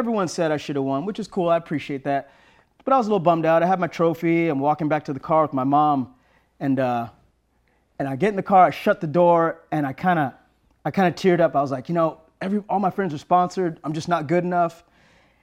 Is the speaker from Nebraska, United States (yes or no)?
no; San Diego, California, United States; also born or lived in Serra Mesa, San Diego; we moved from Pacific Beach. We moved about 5 miles inland